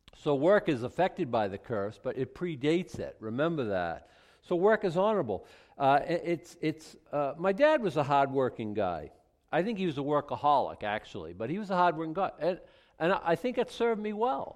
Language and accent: English; Boston, Massachusetts, United States; Boston was either second or third, my hometown